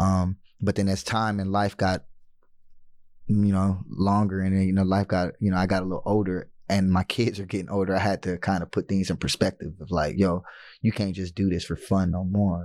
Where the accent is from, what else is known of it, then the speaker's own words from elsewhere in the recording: United States; being American